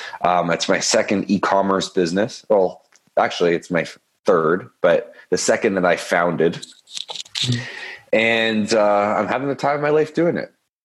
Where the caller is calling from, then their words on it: Toronto, Ontario, Canada; I'm in Toronto, Canada.